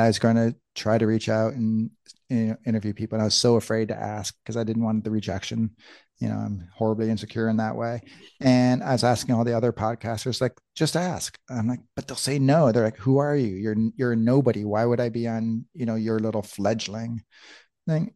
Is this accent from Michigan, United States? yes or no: yes; Michigan, United States; moved away as an adult; also born or lived in Tucson, Arizona; we grew up in Michigan